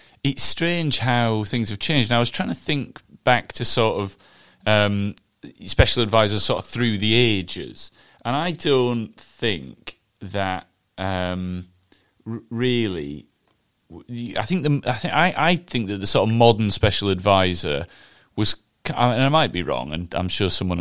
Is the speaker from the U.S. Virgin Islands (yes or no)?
no; Huddersfield, Yorkshire and the Humber, United Kingdom; Huddersfield, which is my hometown